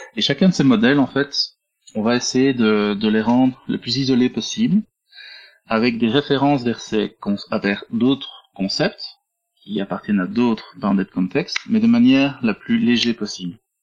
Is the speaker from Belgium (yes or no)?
yes; Belgium; accent: Belgian; je suis belge, hein. vous entendez dans l'accent.